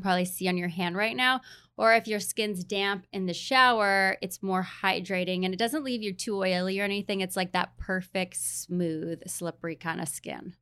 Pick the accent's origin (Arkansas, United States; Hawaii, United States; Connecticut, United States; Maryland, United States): Hawaii, United States; also born or lived in New York; now in San Diego, United States; I grew up in Hawaii